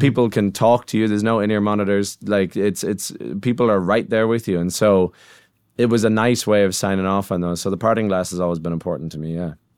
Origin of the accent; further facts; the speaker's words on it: Ireland; as an Irish songwriter